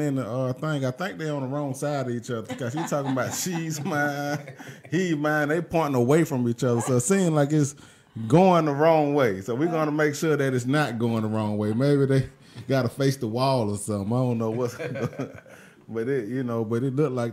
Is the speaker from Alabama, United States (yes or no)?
yes; Mobile, Alabama, United States; moved away as an adult; now in Atlanta, United States; I'm from Mobile, Alabama